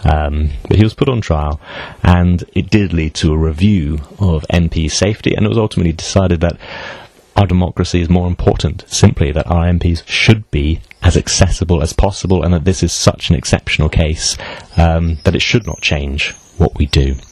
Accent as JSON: {"language": "English", "country": "United Kingdom", "said": "I'm British"}